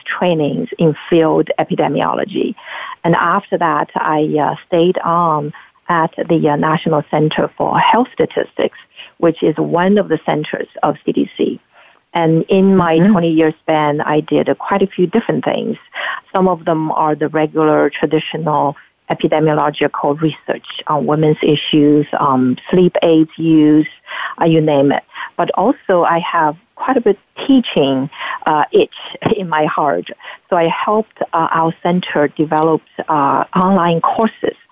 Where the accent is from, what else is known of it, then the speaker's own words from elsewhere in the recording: Anhui, China; moved away as an adult; also born or lived in Beijing, China; now in United States; I actually was born and raised in China, in the southeast portion of China called Anhui Province